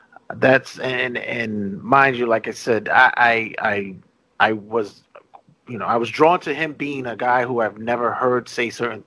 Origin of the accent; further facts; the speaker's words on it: New York, United States; Growing up in New York